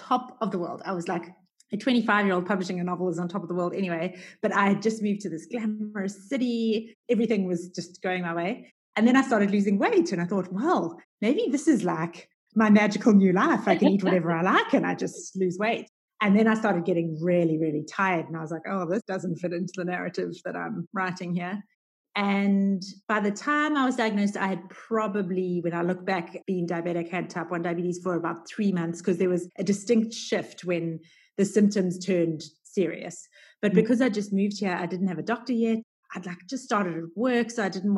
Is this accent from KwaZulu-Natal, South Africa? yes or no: yes; Durban, KwaZulu-Natal, South Africa; also born or lived in United States; now in Cape Town, South Africa; I grew up in Durban on the East Coast, where it's just hot all year round